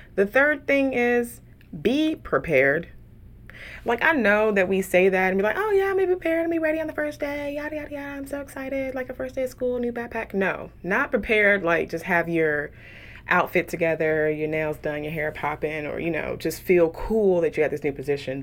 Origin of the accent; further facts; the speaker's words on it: Houston, Texas, United States; moved away as an adult; also born or lived in San Francisco Bay Area, California; now in Dallas, United States; I grew up in Houston, um, proud of being raised in Southwest A-Leaf, Texas